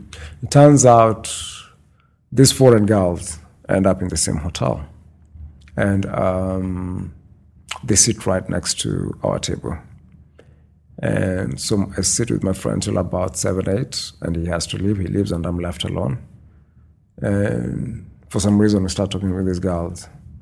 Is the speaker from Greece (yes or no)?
no; Moncton, New Brunswick, Canada; moved away as an adult; now in Saskatchewan, Canada; New Brunswick. Mm-hmm. Yeah. Born and bred in Moncton, New Brunswick.